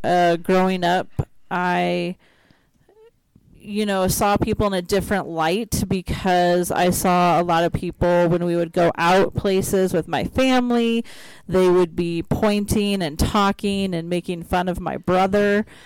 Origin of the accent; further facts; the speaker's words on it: Iowa, United States; moved away; I'm from Iowa